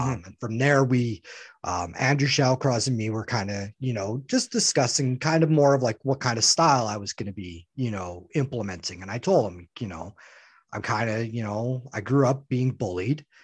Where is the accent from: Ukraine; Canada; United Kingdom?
Canada; Saskatchewan; now in Winnipeg, Canada; I'm born from Saskatchewan. That's kind of my home.